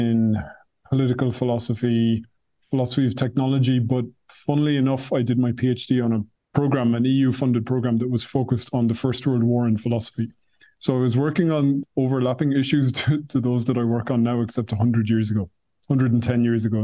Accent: Ireland; now in Brussels, Belgium; I'm Irish, but I'm based in Brussels

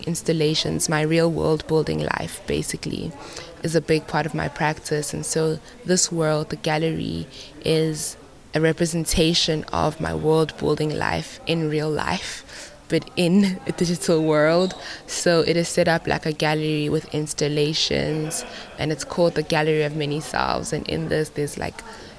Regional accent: South Africa; I'm from South Africa

